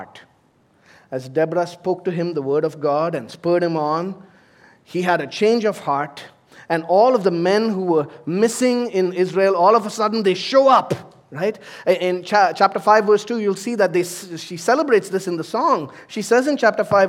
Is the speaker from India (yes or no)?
yes; India; moved away as an adult; also born or lived in United States; now in United Arab Emirates; I've served in ministry in my home country in India